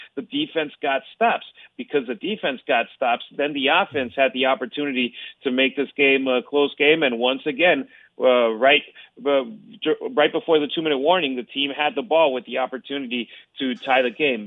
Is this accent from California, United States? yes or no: yes; Los Angeles, California, United States; moved away; also born or lived in Mexico; now in LA, which is my hometown